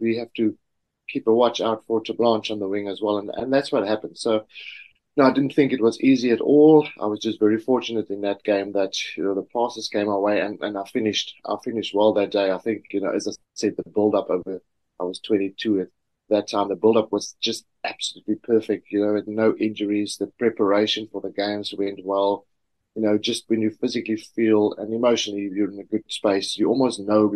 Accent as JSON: {"language": "English", "town": "Swellendam", "region": "Western Cape", "country": "South Africa", "tie": "born or raised there", "said": "as a schoolboy growing up in South Africa, small little town of Swellendam"}